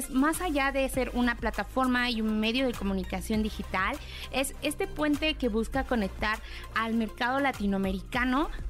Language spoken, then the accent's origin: Spanish; Mexico City, Mexico; moved away as an adult; now in South Korea; yo soy chilanga